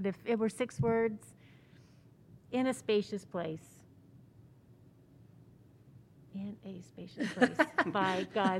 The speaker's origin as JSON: {"language": "English", "region": "New Mexico", "country": "United States", "tie": "born or raised there", "said": "And I grew up in New Mexico."}